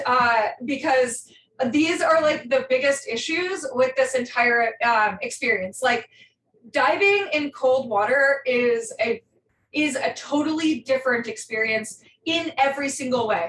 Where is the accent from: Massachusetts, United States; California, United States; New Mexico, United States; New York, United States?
California, United States; Northern; I grew up in Northern California